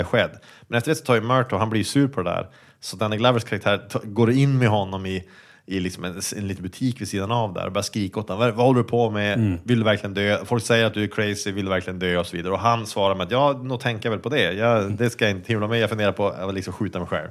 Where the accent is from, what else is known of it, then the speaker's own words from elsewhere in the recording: Sweden; som svensk